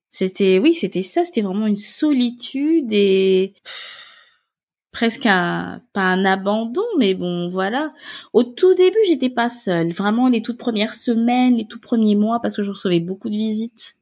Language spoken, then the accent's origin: French; Gabon; moved away as an adult; now in France; je viens du Gabon et en fait, je suis venue en France pour faire mes études